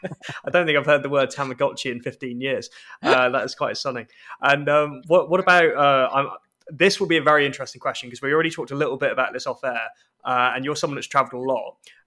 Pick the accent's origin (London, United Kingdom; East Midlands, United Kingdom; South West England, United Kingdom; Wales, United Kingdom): London, United Kingdom; moved away as an adult; now in Edinburgh, United Kingdom; as obviously people can tell from my accent and regular listeners will know, I grew up in London despite being Scottish, and I love London